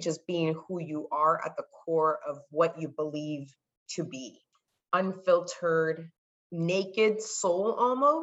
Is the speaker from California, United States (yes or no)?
yes; California, United States; first language Spanish; English is a second language; I'm born in the United States, I'm born in California. My first language is Spanish